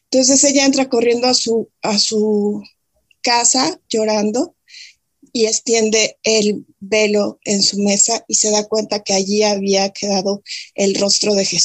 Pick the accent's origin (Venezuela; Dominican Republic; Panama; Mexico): Mexico; yo soy de México y crecí en una familia donde mi papá era un fiel devoto de, de seguir nuestra fe católica